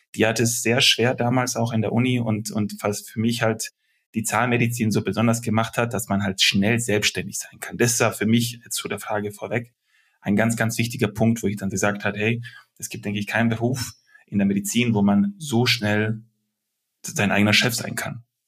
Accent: Germany; also born or lived in Belgrade, Serbia / Stuttgart, Germany; Als Deutscher, mit, mit deutschen Werten, mit, mit deutscher Denkensweise

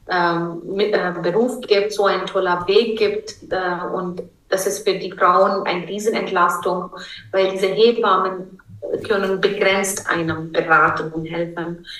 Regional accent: India; German is a second language; now in Germany; ich bin Inderin

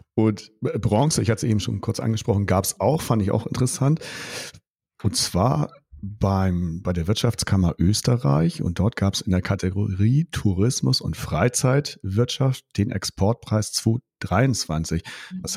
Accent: Germany; Bei uns in Deutschland

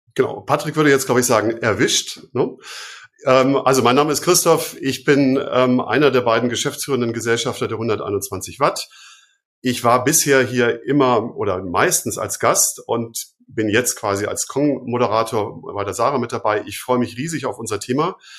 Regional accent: Fünfseenland, Ammersee area, Bavaria, Germany; ich komme ja so aus dem Fünfseenland, äh, sozusagen Ammersee, die Ecke

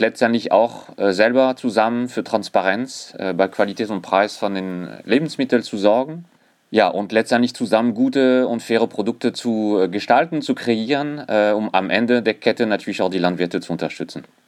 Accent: France; accent: French; German is a second language; moved away as an adult; now in Germany; ich bin äh, tatsächlich gebürtiger Franzose, allerdings schon seit über 20 Jahren in Deutschland

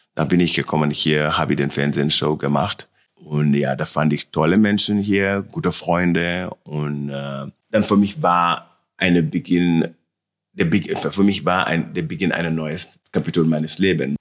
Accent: Senegal; German is a second language; also born or lived in Milan / Paris; now in Munich, Germany; meine Heimat und meine richtige, richtige Zuhause ist in Senegal, bei meiner Mama

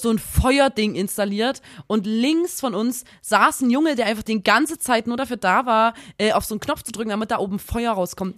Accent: Saxony, Germany; accent: Saxon; dann rutsche ich immer in so ein richtiges Ekelsächsisch rein

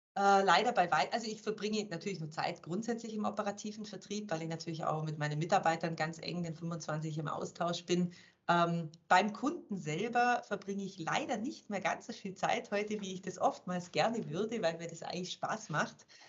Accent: Germany; moved away as an adult; also born or lived in Switzerland; als Deutscher

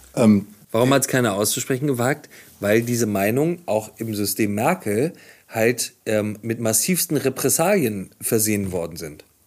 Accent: Hamburg, Germany; Ich komme aus Hamburg, äh, gibt es dieses berühmte Video aus dem Jenischpark, da habe ich als Jugendlicher auch ab und zu gesessen mit Freunden

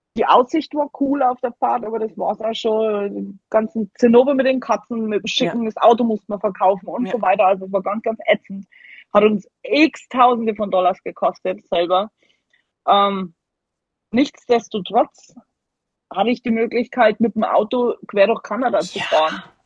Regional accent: Germany; moved away as an adult; also born or lived in Alaska; now in Alabama, United States; dass man manchmal als Deutscher so richtig so muckelig ist

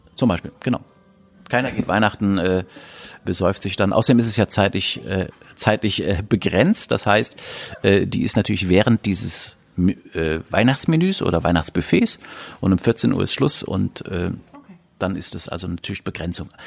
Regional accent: Germany; bei uns in Deutschland

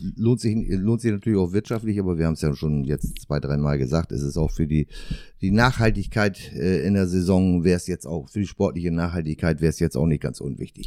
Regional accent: Northern Germany, Germany; für mich als Norddeutscher

